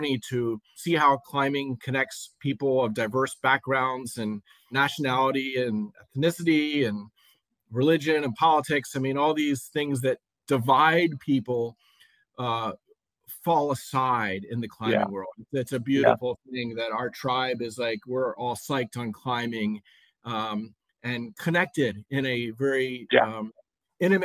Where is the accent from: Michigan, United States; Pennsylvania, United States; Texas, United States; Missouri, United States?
Pennsylvania, United States; Lancaster; I grew up in Lancaster, Pennsylvania, where I still live